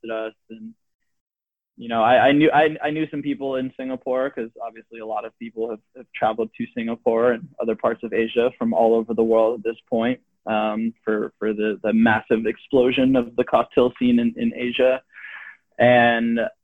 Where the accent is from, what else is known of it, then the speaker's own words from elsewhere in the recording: San Francisco, California, United States; I'm from San Francisco